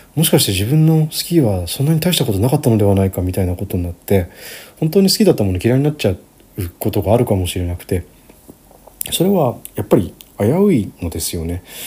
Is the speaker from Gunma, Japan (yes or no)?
yes; Gunma, Japan; 私の地元群馬県なんですけど